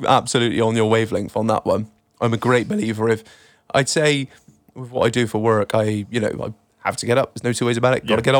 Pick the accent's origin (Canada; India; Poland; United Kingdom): United Kingdom; We love a loophole. That's what we do. We're British.